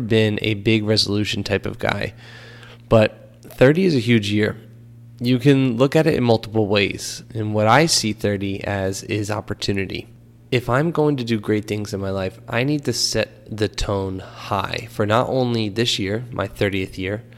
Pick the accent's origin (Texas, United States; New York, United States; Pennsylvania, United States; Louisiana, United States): Pennsylvania, United States; Philadelphia; moved away; also born or lived in New Jersey; I grew up in Philadelphia, moved to New Jersey, went to school at Rutgers